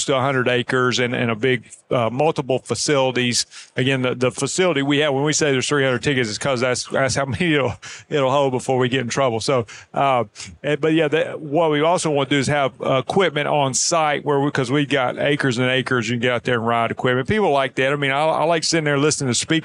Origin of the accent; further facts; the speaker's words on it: near Birmingham, Alabama, United States; Springville, Alabama. That's just outside Birmingham, Alabama, near my hometown.